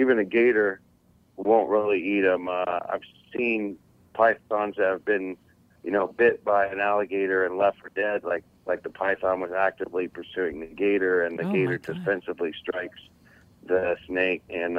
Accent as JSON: {"language": "English", "region": "Florida", "country": "United States", "tie": "born or raised there", "said": "Right here in South Florida, you know, Central South Florida."}